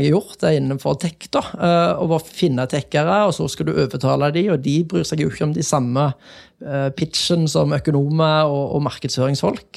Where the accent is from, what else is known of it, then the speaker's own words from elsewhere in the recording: Jæren, Rogaland, Norway; moved away; jeg kommer jo fra Jæren